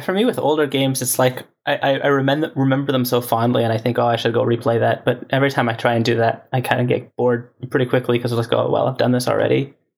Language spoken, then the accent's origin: English; Canada; moved away as an adult; now in California, United States; growing up in Canada